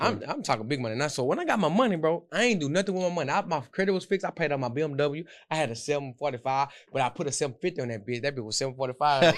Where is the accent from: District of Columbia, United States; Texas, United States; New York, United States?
Texas, United States; Houston; I got picked up by the Texans in my hometown